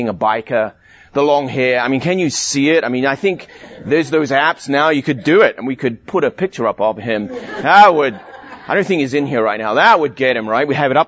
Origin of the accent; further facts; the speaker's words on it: South Africa; also born or lived in London, England; I was born in England, in London, a long time ago. And when I was 9 years old, my family immigrated to South Africa.